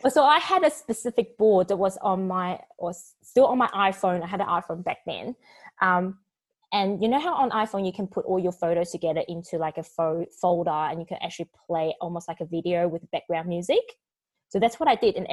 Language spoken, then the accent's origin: English; Taiwan; born there; also born or lived in New Zealand / Australia; Yeah, because I was born in Taiwan and I lived in New Zealand for 12 years and I lived in Australia for like 15.